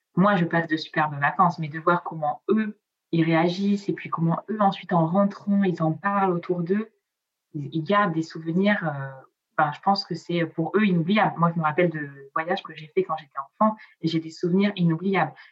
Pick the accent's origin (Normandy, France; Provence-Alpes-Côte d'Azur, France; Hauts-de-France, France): Provence-Alpes-Côte d'Azur, France; first language Italian; French is a second language; also born or lived in Piedmont, Italy; moi je viens de la Côte d'Azur